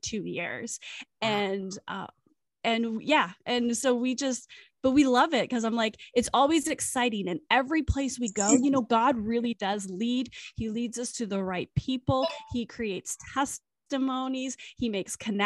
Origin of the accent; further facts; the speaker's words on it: British Columbia, Canada; now in Virginia, United States; I am from British Columbia, Canada. I am currently living in Virginia.